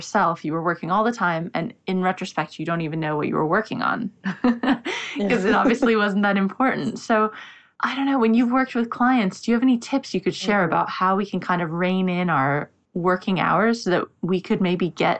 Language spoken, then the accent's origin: English; United States; now in London, United Kingdom; I'm in London, but I'm American